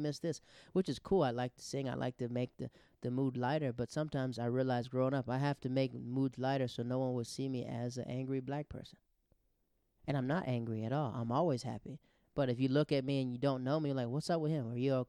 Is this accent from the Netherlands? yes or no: yes; Netherlands; also born or lived in Japan; because I grew up in the Netherlands. I grew up in Japan.